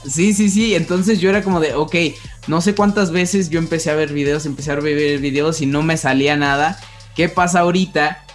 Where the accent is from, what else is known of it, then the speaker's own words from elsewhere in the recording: Mexico; nosotros como mexicanos